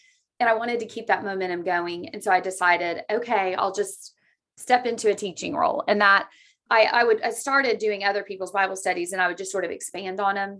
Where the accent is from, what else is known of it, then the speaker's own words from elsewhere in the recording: Oklahoma, United States; I was born in Oklahoma and I've just lived here my whole life